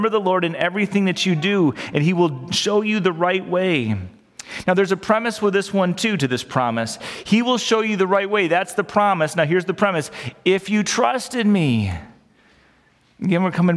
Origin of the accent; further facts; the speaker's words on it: United States; we grew up in America